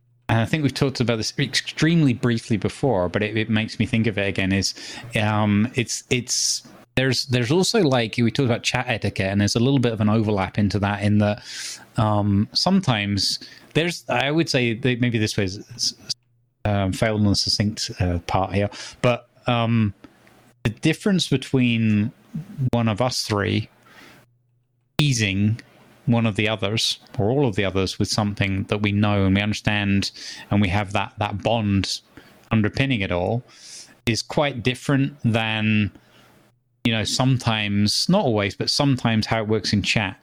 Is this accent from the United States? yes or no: no; United Kingdom; Growing up in Britain